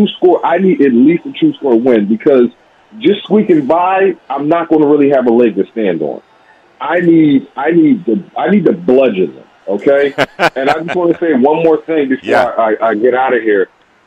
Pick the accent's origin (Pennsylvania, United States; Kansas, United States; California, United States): Pennsylvania, United States; Philadelphia; I was born and raised in Philadelphia. Lived here all my life.